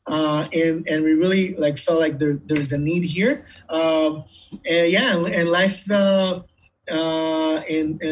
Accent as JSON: {"language": "English", "town": "Ramat Gan", "region": "Tel Aviv District", "country": "Israel", "tie": "born or raised there", "second_language": "English", "moved": "as an adult", "lives_now": "United States", "said": "I grew up in Ramat Gan"}